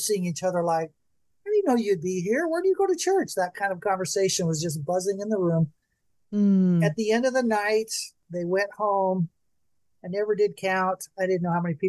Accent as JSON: {"language": "English", "town": "Bakersfield", "region": "California", "country": "United States", "tie": "born or raised there", "said": "my hometown of Bakersfield."}